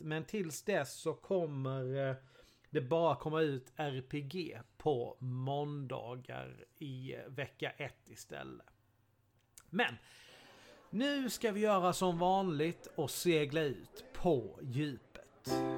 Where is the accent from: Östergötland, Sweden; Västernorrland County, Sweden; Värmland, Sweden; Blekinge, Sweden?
Blekinge, Sweden; Karlshamn; min hemstad